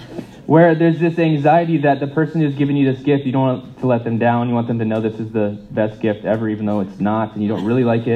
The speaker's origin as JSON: {"language": "English", "country": "United States", "moved": "yes", "said": "as an American"}